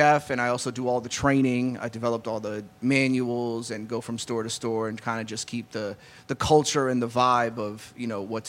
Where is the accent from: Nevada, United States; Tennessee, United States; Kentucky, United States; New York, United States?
New York, United States; New York City; moved away; I'm originally from the Bronx.